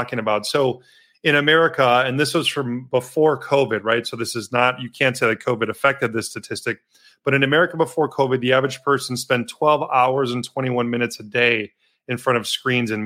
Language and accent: English; Milwaukee, Wisconsin, United States; also born or lived in Madison, Wisconsin; I'm Wisconsin native, born and raised in Milwaukee